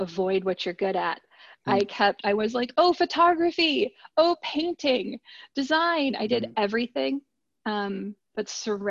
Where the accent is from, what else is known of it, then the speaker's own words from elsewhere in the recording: Ann Arbor, Michigan, United States; now in Atlanta, United States; I'm from Ann Arbor, Michigan. That's where I went to high school. I lived there for 10 years